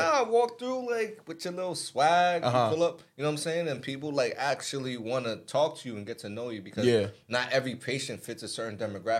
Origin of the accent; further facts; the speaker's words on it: New York City, New York, United States; moved away; also born or lived in Newark, New Jersey / Georgia / Connecticut; I'm originally from the Bronx, New York. Family from Mali and Cameroon.